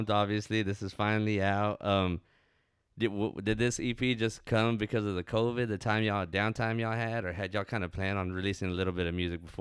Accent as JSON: {"language": "English", "town": "Jasper", "region": "Texas", "country": "United States", "said": "from Jasper, Texas."}